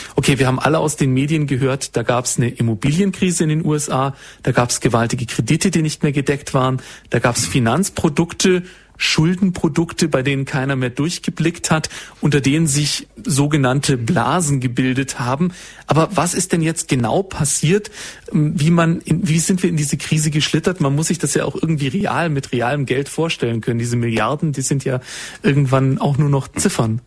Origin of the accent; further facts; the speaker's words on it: Swabia, Baden-Württemberg, Germany; Also ich bin Schwabe